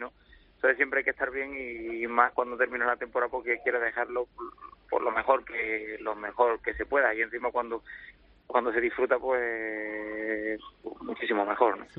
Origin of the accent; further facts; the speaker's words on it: Linares, Andalusia, Spain; nací en Linares